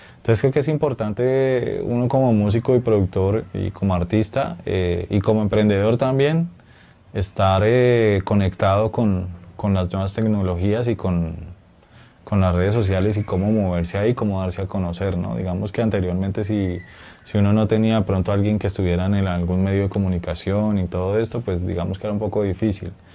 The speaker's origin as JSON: {"language": "Spanish", "country": "Colombia", "said": "nuestra identidad como colombianos y como latinoamericanos"}